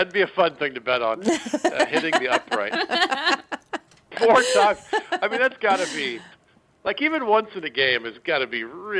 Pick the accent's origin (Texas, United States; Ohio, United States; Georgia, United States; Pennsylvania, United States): Georgia, United States; Atlanta; I'm from Atlanta.